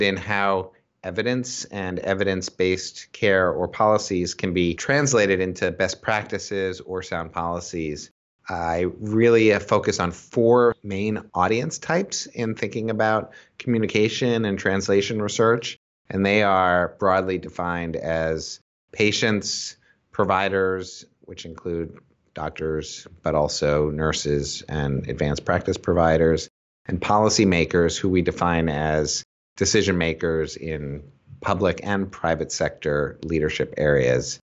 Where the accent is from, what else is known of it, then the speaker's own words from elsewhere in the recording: Boston, Massachusetts, United States; now in Philadelphia, United States; I live in Philadelphia. I'm from Boston originally